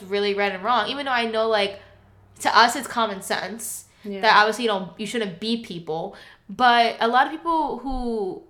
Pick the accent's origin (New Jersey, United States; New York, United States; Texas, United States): New Jersey, United States; moved away; I grew up in New Jersey